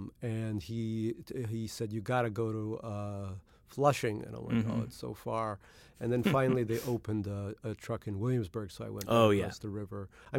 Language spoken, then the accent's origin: English; Russia; born there; moved away; There were a lot of kids from immigrant backgrounds like my own. I was born in Russia in the Soviet Union, and there were a lot of kids from Korea, India, China, etc.